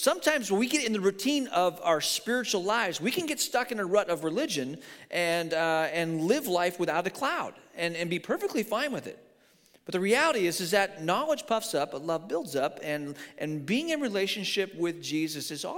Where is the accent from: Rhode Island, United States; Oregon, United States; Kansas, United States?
Oregon, United States; we're from Oregon.